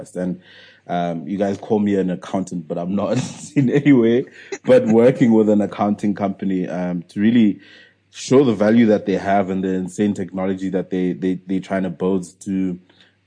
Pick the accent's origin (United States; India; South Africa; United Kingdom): South Africa; I'm still a South African entrepreneur